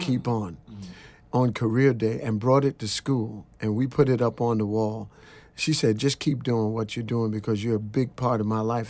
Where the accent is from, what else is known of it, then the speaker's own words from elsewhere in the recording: New York City, New York, United States; I'm a kid from Brooklyn, and I had never been outside of New York